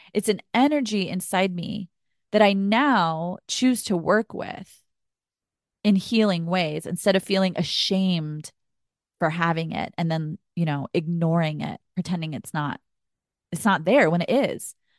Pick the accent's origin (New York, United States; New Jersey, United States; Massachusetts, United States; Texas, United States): Texas, United States; I grew up in Texas